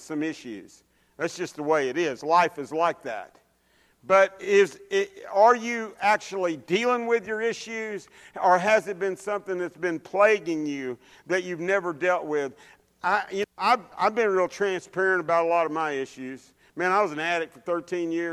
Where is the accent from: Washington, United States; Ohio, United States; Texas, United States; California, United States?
Texas, United States; Dallas; I grew up in Oak Cliff, which is South Dallas